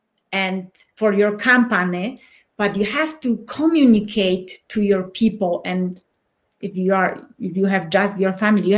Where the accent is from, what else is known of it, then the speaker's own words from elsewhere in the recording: Poland; first language Polish; English is a second language; moved away as an adult; now in Colorado Springs, United States; I'm from Poland and I was born in tough times.